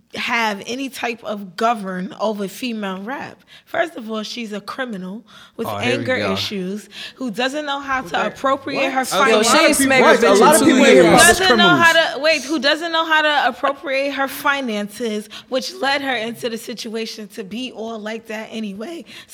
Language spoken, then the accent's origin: English; Brooklyn, New York, United States; I'm from Brooklyn.